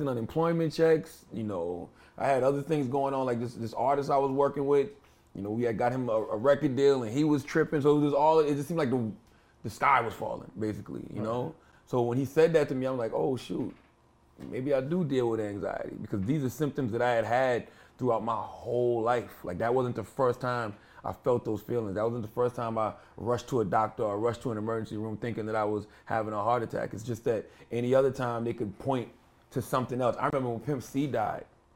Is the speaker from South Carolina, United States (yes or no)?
yes; South Carolina, United States; now in New Jersey, United States; I had just moved back with my mother in South Carolina